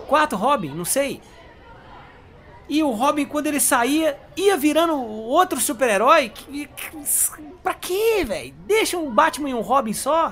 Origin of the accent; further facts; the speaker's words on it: Brazil; Porque eu sou brasileiro